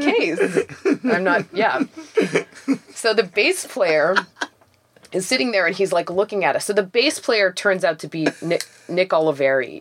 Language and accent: English; Toronto, Ontario, Canada; I grew up in Forest Hill, which is like an upper middle class Jewish neighborhood